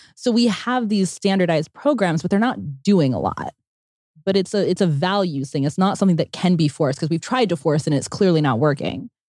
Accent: Pennsylvania, United States; I grew up in Pennsylvania where there were a lot of rules

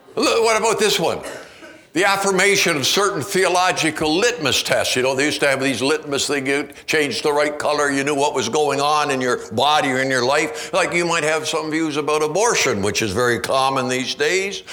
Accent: Canada; now in United States; I'm a Canadian. even have been living down here

